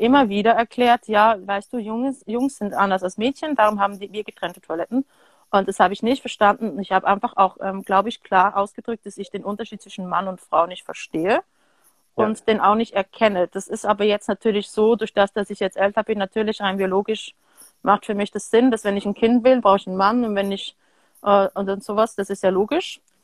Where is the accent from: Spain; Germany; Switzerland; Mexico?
Switzerland; also born or lived in France / United States; haben mich dann hier entsprechend großgezogen. Ich habe aber mhm. auch meine Kindheit teilweise in Frankreich und Amerika verbracht